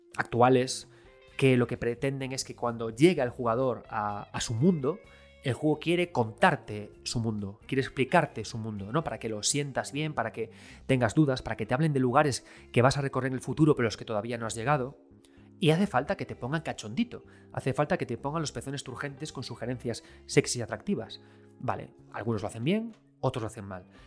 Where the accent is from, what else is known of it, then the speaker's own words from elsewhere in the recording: Galicia, Spain; Yo soy gallego